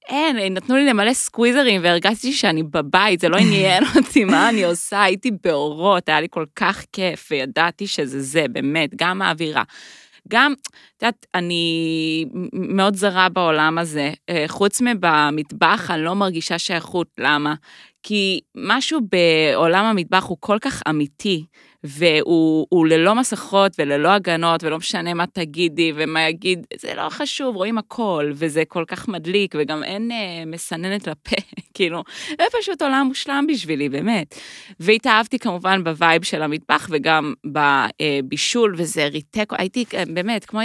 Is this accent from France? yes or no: no; United States; now in Israel; אני גם אמריקאית